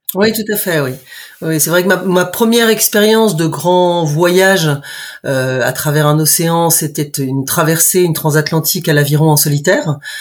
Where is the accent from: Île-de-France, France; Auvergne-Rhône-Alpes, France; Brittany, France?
Brittany, France; moved away as an adult; also born or lived in United States; je suis bretonne de naissance. J'habite au bout du monde puisque je suis à la Pointe du rat